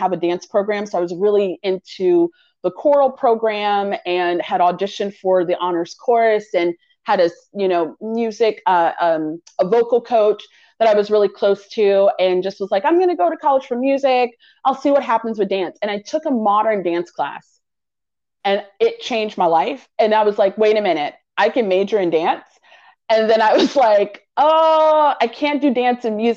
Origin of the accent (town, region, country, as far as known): Charlotte, North Carolina, United States; born or raised there; moved away as an adult; also born or lived in New Haven, Connecticut / Fayetteville, North Carolina